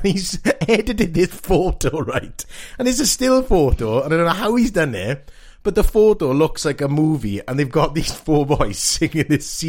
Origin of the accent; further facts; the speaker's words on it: Welsh, Wales, United Kingdom; We're all Welsh